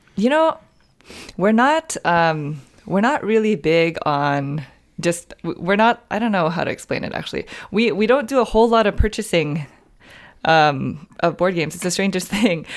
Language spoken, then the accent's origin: English; San Francisco, California, United States; moved away as an adult; now in Southern California, United States; I moved down to Southern California. I'm from San Francisco